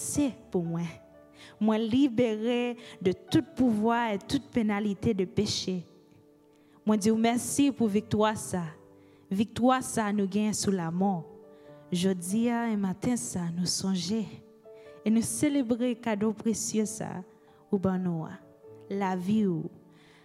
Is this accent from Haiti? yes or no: yes; Haiti; first language Haitian Creole; English is a second language; moved away; This is my native language, and it represents the people in my home country of Haiti